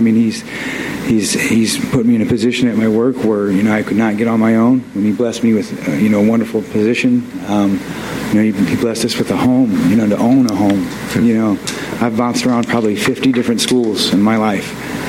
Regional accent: Barberton, Ohio, United States; I grew up here in Barberton. It's a rough town. It can be good and bad, a little bit of both.

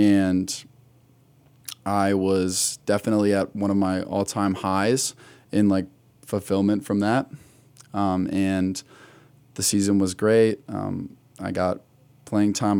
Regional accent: Wadsworth, Ohio, United States; I am from the Akron area. I grew up in a little town, Wadsworth, right down

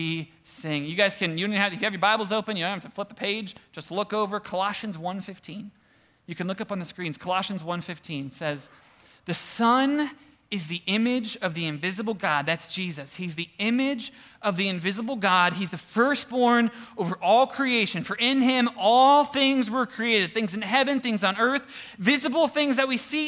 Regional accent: Cleveland, Ohio, United States; we're from Cleveland-ish

